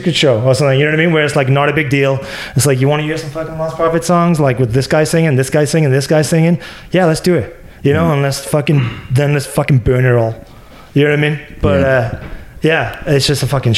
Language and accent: English; Wales, United Kingdom; now in Florida, United States; I'm Welsh